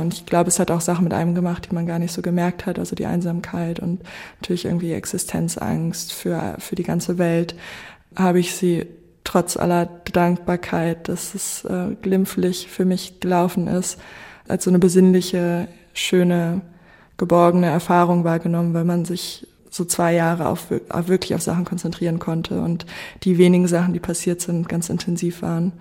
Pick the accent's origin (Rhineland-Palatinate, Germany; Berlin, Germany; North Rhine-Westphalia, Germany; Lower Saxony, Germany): Lower Saxony, Germany; Goslar; also born or lived in Göttingen; ich bin eigentlich in Göttingen äh, geboren und dann mit sechs nach Goslar gezogen. Ich bin sehr dankbar, dass ich in Goslar aufgewachsen bin